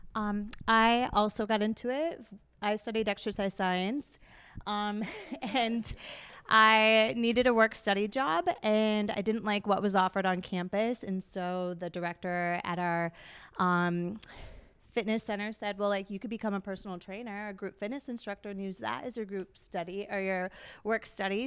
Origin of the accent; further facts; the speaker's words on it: Minneapolis, Minnesota, United States; moved away as an adult; now in Duluth, United States; I grew up here in the Twin Cities, but I live up in Duluth